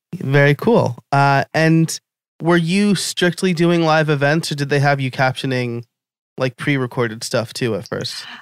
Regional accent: New York, United States; also born or lived in Scranton, Pennsylvania; now in Philadelphia, United States; I'm from New York, but I live in Philly or near Philly

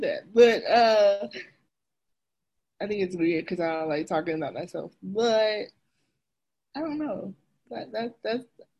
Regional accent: Alabama, United States; moved away as an adult; also born or lived in Nebraska / Inland Empire, California; now in California, United States; I am 31. I'm from the South in Alabama. And I went to school in the Midwest at Nebraska. And then about 2 years ago, I moved out to California

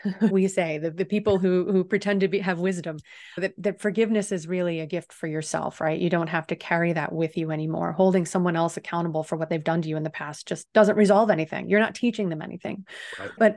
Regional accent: the South, United States; coming from small town America, growing up in the South through such a contentious time

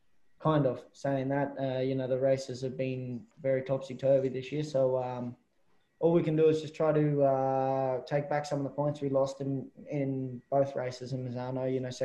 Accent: Australia; being an Aussie over here all my life, all my career basically, is you're always outnumbered.

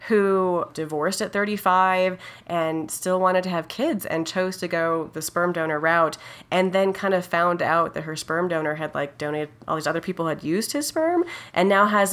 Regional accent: Los Alamos, New Mexico, United States; moved away as an adult; also born or lived in Berkeley, California / Atlanta, Georgia; I grew up in Los Alamos, New Mexico, where my dad was a nuclear engineer for the laboratory there

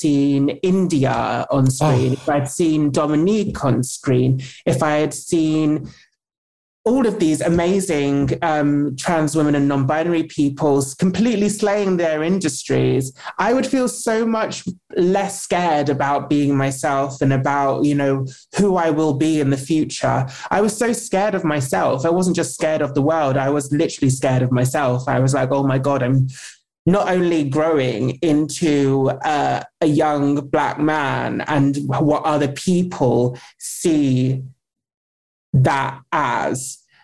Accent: United Kingdom; I'm British

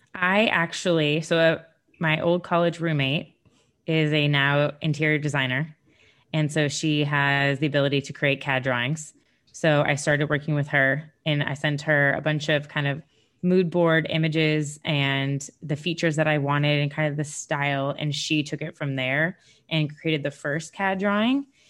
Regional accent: Sarasota, Florida, United States; I'm from Sarasota, Florida

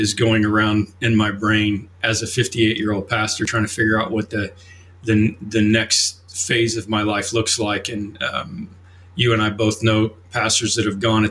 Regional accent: Oklahoma, United States; moved away as an adult; now in Chicago, United States; I grew up in Oklahoma

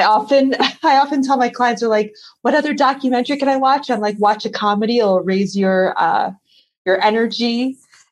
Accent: the Hamptons, Long Island, New York, United States; I grew up in Long Island, New York, but I grew up in a very particular part of Long Island, which some people might have heard of, called the Hamptons

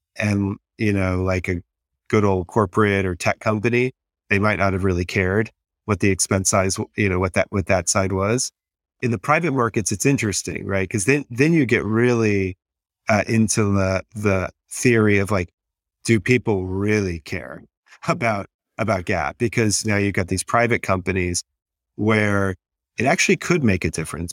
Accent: Texas, United States; I'm from Texas, so I, I was in the Enron world

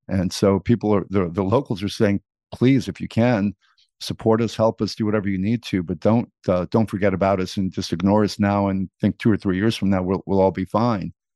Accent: New York City, New York, United States; also born or lived in Greece; I grew up in New York City

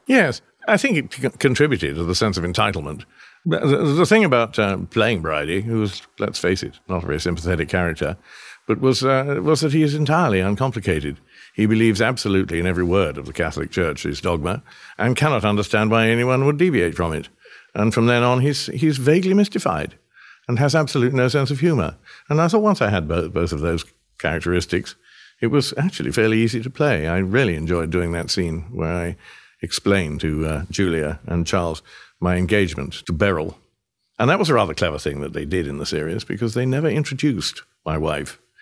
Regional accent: United Kingdom; moved away; we're mutually British

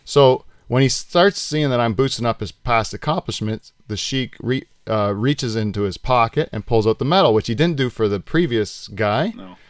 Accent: Delhi, Ontario, Canada; Norfolk County, Delhi.

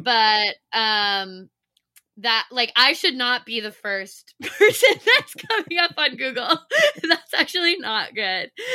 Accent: Virginia, United States; moved away as an adult; also born or lived in Delaware; now in New York, United States; I grew up, uh, for the most part in Virginia, but I moved straight from University of Delaware.

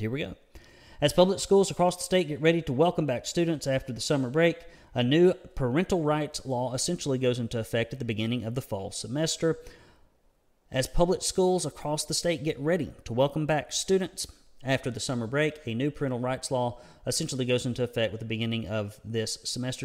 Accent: United States; accent: redneck; my redneck accent

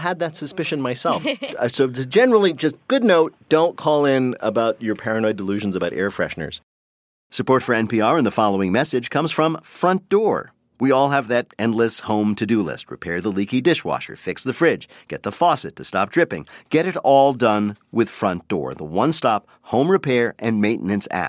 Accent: New Jersey, United States; I'm from Jersey

